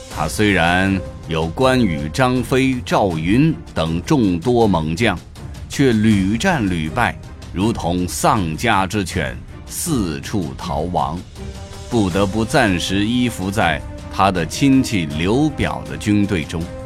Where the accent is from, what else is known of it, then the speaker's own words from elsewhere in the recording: China; 对我们中国人影响最深的